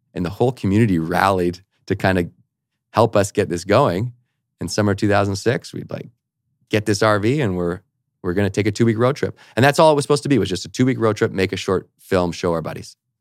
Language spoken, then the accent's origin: English; Victoria, British Columbia, Canada; I also had an academic scholarship to university in my hometown, so all my buddies were going to the U Vic where I grew up